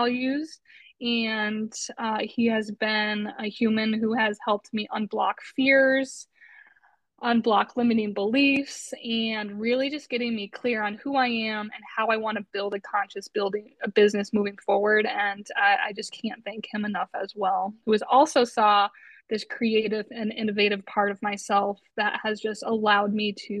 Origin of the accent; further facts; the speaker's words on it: Westfield, Massachusetts, United States; where I grew up in Westfield, Massachusetts.